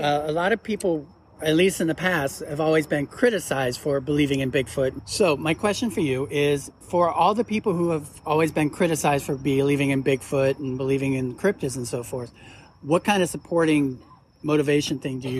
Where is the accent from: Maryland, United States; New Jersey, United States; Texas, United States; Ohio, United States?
Ohio, United States; I'm from Ohio